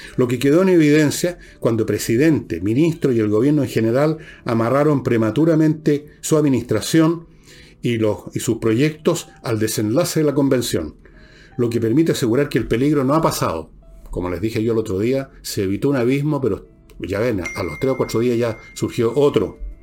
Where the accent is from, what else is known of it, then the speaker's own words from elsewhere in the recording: Chile; somos los chilenos